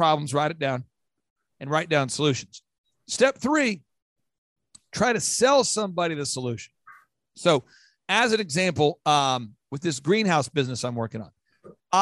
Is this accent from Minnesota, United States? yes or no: yes; Minnesota, United States; I grew up poor. I'm from Minnesota.